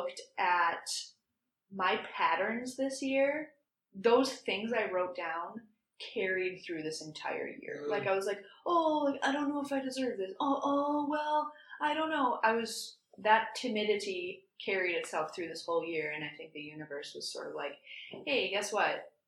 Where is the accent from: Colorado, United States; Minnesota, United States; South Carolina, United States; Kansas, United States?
Minnesota, United States; moved away; I'm from Minnesota.